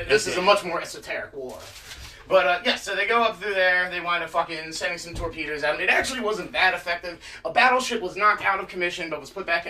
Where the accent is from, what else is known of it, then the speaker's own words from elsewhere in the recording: United States; I, as an American